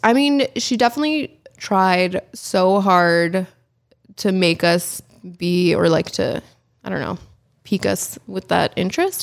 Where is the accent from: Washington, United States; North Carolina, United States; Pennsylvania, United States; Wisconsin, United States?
Pennsylvania, United States; the Poconos; moved away; also born or lived in Allentown, Pennsylvania; I was born in Allentown, Pennsylvania. Um, I grew up in the Poconos, Pennsylvania